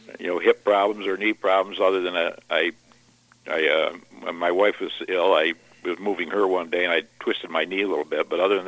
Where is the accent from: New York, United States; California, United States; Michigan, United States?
New York, United States; Fulton County; I grew up in Norfolk, which is in Fulton County